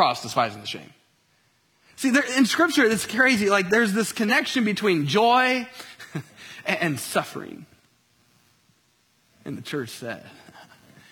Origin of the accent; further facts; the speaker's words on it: Colts country, Indiana, United States; moved away; I grew up in the Peyton Manning era in Colts country.